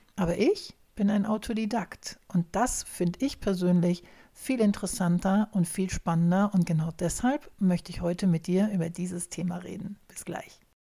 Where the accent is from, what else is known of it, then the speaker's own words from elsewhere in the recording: Germany; Wir hier in Deutschland